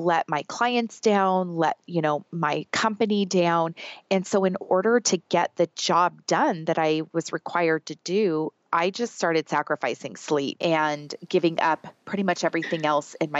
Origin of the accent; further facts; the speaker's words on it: Southern California, United States; I was born and raised in Southern California. I've never lived anywhere else.